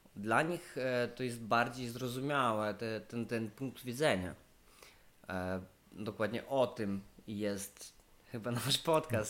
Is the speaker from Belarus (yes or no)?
no; Western Ukraine, Ukraine; Polish is a second language; moved away as an adult; now in Poland; ja jestem z Ukrainy Zachodniej